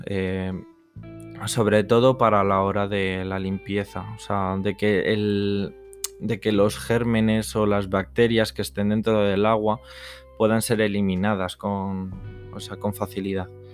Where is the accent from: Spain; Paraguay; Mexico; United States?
Spain; Madrid, Community of Madrid; soy de Madrid, de la Comunidad de Madrid